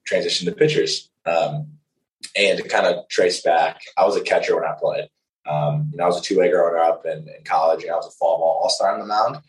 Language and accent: English; Cleveland, Ohio, United States; now in Edwardsville, United States; I'm from Cleveland, Ohio.